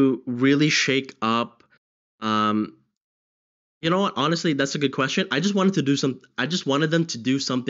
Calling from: London, United Kingdom; Hi, I'm calling from London, United Kingdom.

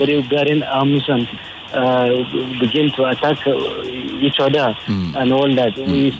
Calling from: Ikeja, Lagos, Nigeria; I'm calling from Ikeja.

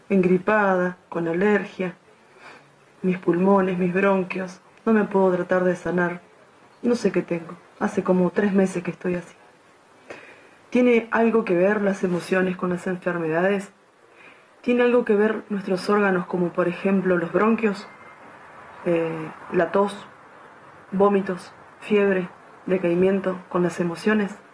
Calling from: Rosario, Santa Fe, Argentina; Hola Claudio, ¿cómo estás? … de Rosario.

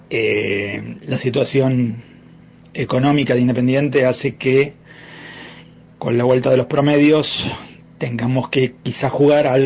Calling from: Avellaneda, Buenos Aires Province, Argentina; Ariel, Nelson, buenas noches. … de Avellaneda.

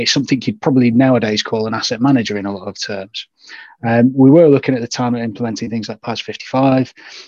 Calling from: Warrington, North West England, United Kingdom; So Warrington, it's in northern part of the UK, just right in between Liverpool and Manchester.

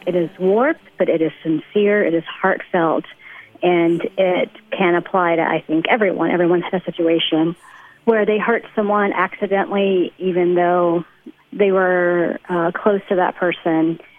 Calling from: Abu Dhabi, United Arab Emirates; I'm calling from Abu Dhabi in the UAE.

